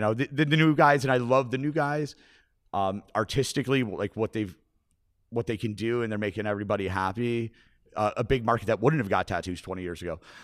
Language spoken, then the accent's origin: English; Buffalo, New York, United States; I grew up on McKinley and Kennefic